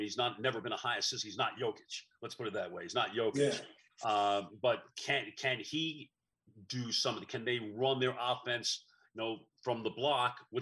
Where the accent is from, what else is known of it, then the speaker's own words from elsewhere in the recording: New York, United States; moved away as an adult; also born or lived in Texas; now in Dallas, United States; I came from New York. We know nothing about high school football in New York. So it was an education for me coming to Texas